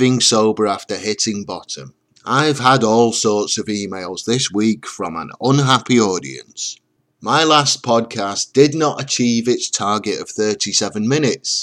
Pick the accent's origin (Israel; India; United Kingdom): United Kingdom; England; I'm English